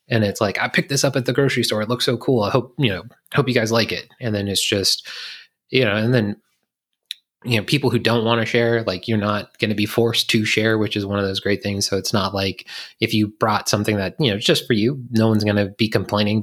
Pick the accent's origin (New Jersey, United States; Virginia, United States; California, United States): Virginia, United States; I'm from Virginia